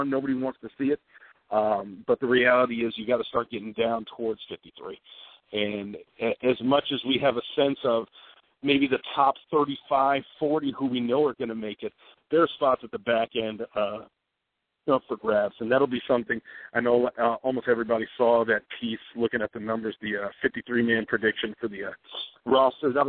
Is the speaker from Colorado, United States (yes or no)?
no; Dallas, Texas, United States; AT&T Stadium, my hometown, Dallas, Texas.